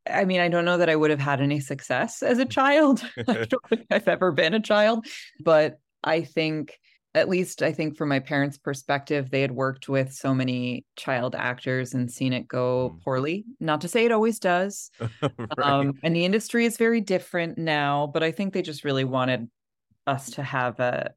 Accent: Los Angeles, California, United States; moved away; I grew up in Los Angeles.

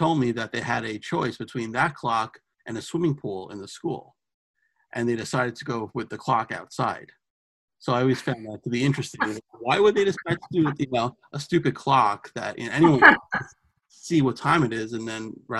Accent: New York City, New York, United States; she's from Queens, so my hometown

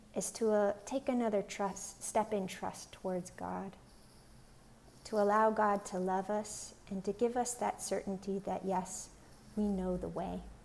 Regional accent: Pennsylvania, United States; now in Long Beach, United States; I'm originally from Pennsylvania. I'm currently here in Long Beach, California.

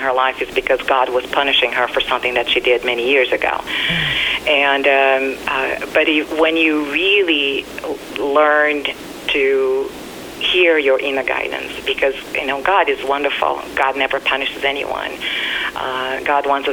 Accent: Brazil; moved away; Growing up in Brazil, there was a lot of verbal, physical, and abuse.

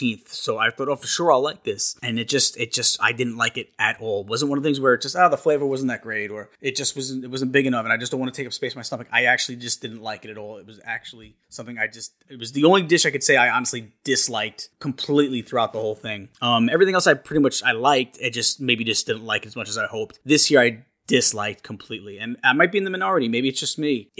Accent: New York, United States; I'm from New York

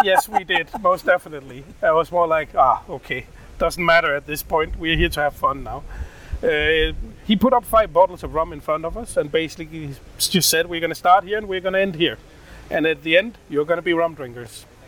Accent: Odense, Southern Denmark, Denmark; In in Odense, in Denmark, uh, born and raised, uh, Danish mother, Indian father.

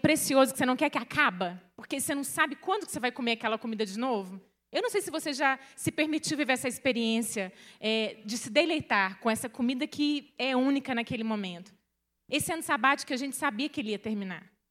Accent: Minas Gerais, Brazil; Eu sou mineira, uai, sou. Lá da roça

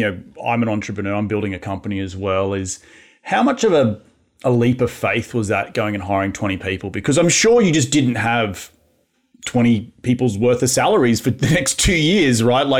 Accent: Australia; now in Los Angeles, United States; I know being Australian, I love hanging out with other Aussies.

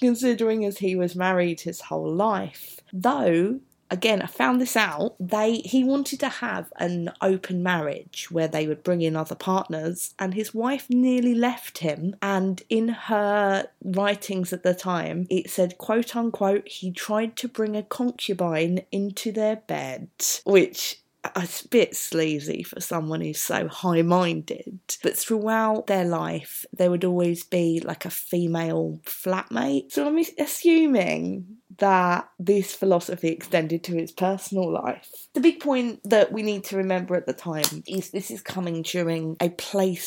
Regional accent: London, United Kingdom; As you can tell from my accent, I am from South London

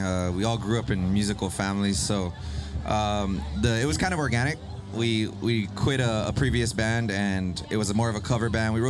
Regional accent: Guam; Yeah, we're all from Guam.

